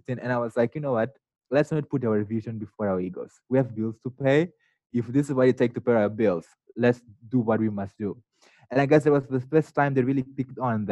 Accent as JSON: {"language": "English", "region": "northern Mozambique", "country": "Mozambique", "tie": "born or raised there", "moved": "yes", "lives_now": "United States", "said": "So I grew up in the north of Mozambique, not even the capital city of the country."}